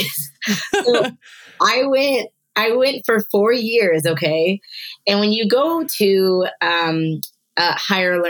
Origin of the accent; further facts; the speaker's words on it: Virginia, United States; moved away as an adult; I am originally born and raised on the East Coast, Virginia, and I lived there my whole life up until I went to Bible school